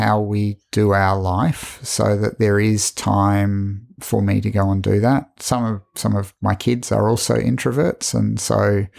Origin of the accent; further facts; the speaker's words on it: Hong Kong; born there; also born or lived in Singapore; I was in Hong Kong. I was born in Hong Kong because he was working on the MTR.